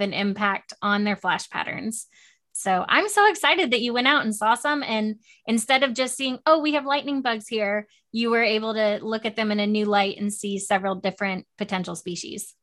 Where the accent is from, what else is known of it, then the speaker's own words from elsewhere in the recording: West Palm Beach, Florida, United States; moved away; I'm from West Palm Beach